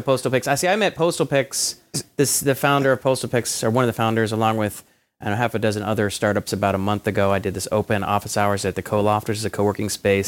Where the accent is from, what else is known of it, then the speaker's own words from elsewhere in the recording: Atlanta, Georgia, United States; growing up in Atlanta